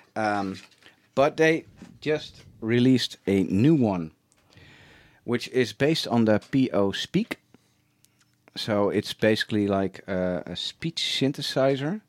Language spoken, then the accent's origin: English; Schagen, North Holland, Netherlands; I grew up in, in a, a very small town